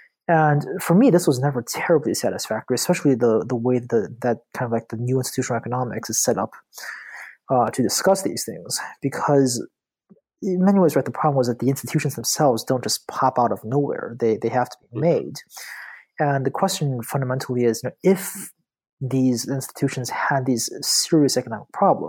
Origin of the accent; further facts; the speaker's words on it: Beijing, China; moved away as an adult; also born or lived in Tianjin, China / Buffalo, New York, United States / Durham, North Carolina, United States; now in New Haven, United States; So I'm a Chinese native. I was born in Tianjin, which is like an hour south of Beijing. And I grew up, I spent most of my childhood in Beijing, with the exception of 5 years that I spent in Buffalo while my dad was getting his PhD in philosophy.